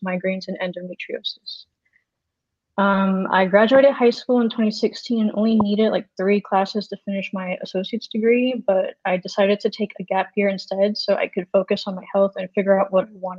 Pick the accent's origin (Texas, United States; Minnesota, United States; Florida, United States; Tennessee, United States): Florida, United States; now in California, United States; I grew up in Florida